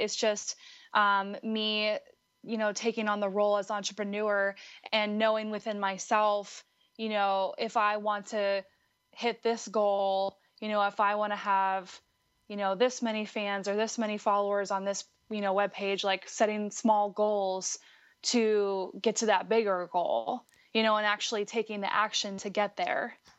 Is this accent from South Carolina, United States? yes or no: no; Butler, Pennsylvania, United States; moved away; I'm actually originally from Western Pennsylvania